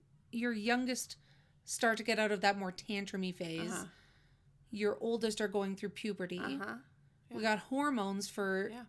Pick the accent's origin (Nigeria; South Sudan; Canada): Canada; because we're Canadian